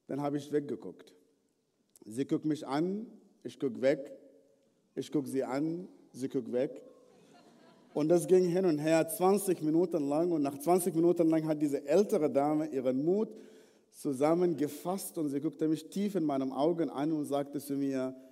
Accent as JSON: {"language": "German", "country": "Sudan", "tie": "born or raised there", "said": "Ich bin im Sudan geboren, aufgewachsen in einer nicht christlichen Familie."}